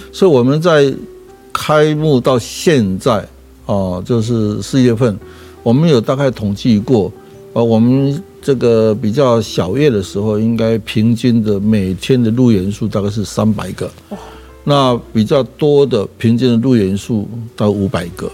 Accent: Erlin, Changhua County, Taiwan; also born or lived in Fangyuan, Changhua; 我其实是出生在彰化的荒苑，大概六岁的时候，全家搬到二林，我是在二林完成小学的

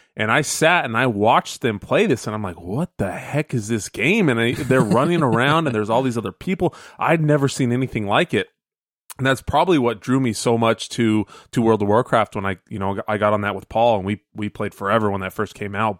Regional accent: Phoenix, Arizona, United States; growing up in Phoenix

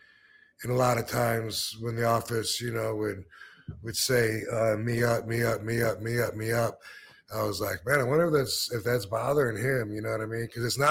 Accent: Battle Creek, Michigan, United States; I'm from Michigan as well

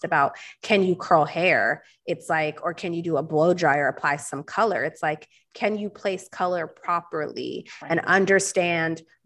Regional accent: Southern California, United States; growing up in SoCal

